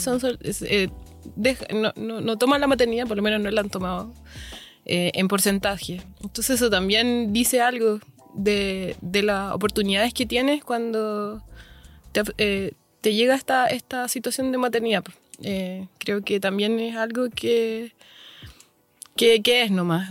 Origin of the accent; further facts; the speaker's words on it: Valparaíso, Chile; also born or lived in Santiago; Vivo en Valparaíso, nací en Valparaíso, pero viví en Santiago mucho tiempo